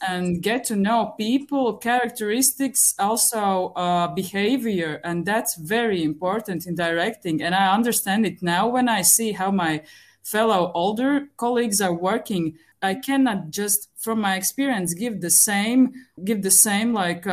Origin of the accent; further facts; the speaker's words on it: Riga, Latvia; I'm from Latvia, Riga